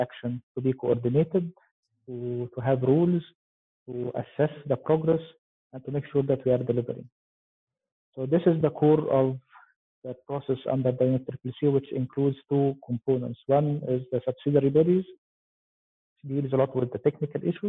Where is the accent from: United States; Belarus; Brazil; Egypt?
Egypt; I'm from Egypt.